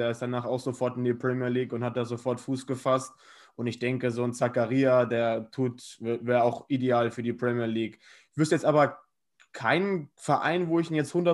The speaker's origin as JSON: {"language": "German", "region": "Bremen", "country": "Germany", "said": "Und ja, mich als Bremer freut das natürlich für morgen"}